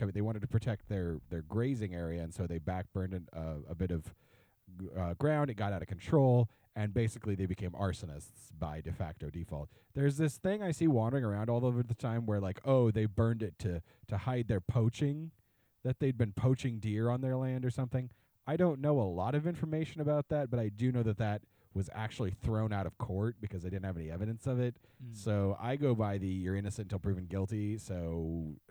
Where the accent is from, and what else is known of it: Burns, Oregon, United States; born or raised there